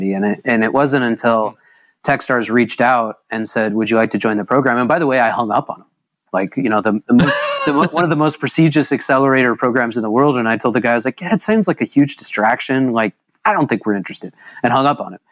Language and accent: English; Lawrence, Kansas, United States; I grew up in Little Lawrence, Kansas, graduated from Lawrence High School